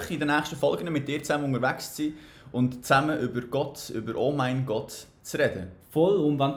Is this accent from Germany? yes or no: no; Bern, Switzerland; also born or lived in Biel; ich komme von Bern.